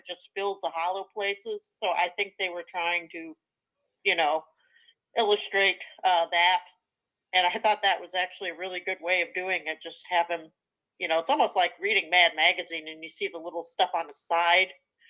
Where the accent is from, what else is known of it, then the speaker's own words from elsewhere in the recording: Indiana, United States; now in South Carolina, United States; I grew up in Indiana in a house that was built in 1895